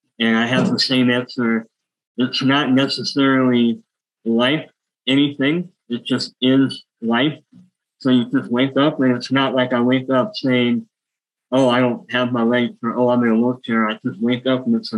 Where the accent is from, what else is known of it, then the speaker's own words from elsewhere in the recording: Houston, Texas, United States; I grew up with high school in a small town, started commuting to go to the University of Houston, moved back. I was born in Houston